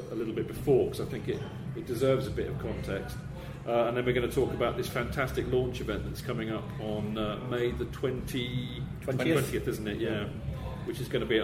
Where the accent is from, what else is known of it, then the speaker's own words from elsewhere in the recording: Hampshire, South East England, United Kingdom; I grew up in Hampshire